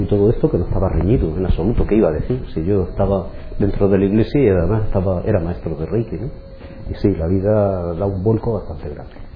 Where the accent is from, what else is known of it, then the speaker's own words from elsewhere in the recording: Cartagena, Region of Murcia, Spain; nací en Cartagena, eh, estuve viviendo durante mis primeros 17 años en un poblado